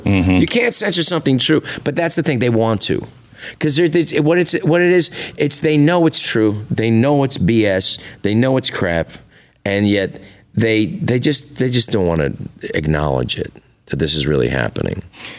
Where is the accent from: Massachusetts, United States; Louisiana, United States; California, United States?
California, United States; San Francisco; I'm from San Francisco. I remember with the first elected gay official, Harvey Milk.